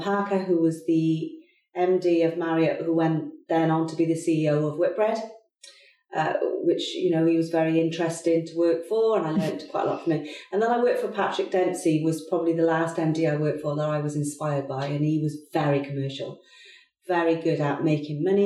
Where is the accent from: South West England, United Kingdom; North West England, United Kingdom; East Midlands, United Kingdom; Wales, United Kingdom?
Wales, United Kingdom; moved away as an adult; also born or lived in London; I lived in London for probably 20 years, but I am from Wales and I always wanted to come back to Wales